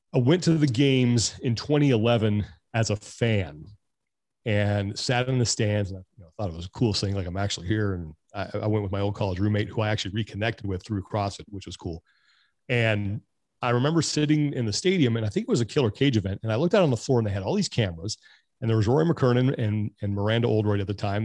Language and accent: English; Sacramento, California, United States; moved away as an adult; also born or lived in Jacksonville, Florida; now in California, United States; I grew up in Sacramento.